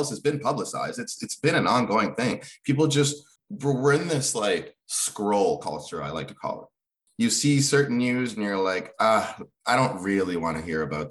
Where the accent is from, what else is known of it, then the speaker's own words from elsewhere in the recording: Kenya; moved away; I was born in Kenya